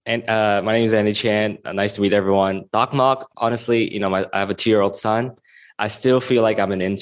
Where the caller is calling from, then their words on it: Hong Kong; I'm calling in from Hong Kong at the moment